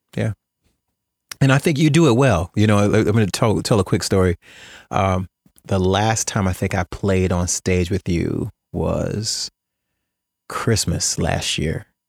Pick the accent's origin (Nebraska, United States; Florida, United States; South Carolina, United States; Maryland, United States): Florida, United States; Jacksonville; growing up in Jacksonville